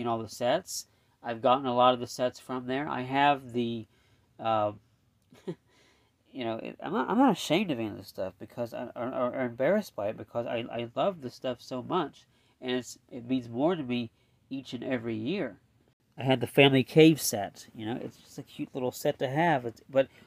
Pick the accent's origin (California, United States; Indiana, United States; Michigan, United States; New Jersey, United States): Indiana, United States; I'm from Indiana